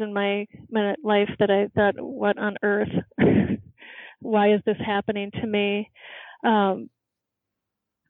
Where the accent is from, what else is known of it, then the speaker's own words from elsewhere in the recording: Midwest, United States; I'm from the Midwest